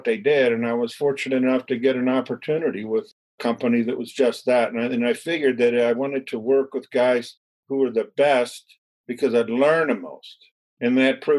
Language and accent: English; Annapolis, Maryland, United States; also born or lived in Philadelphia, Pennsylvania / Baltimore; born in Philadelphia. I grew up in Annapolis, Maryland, left home at 17 to work my way through school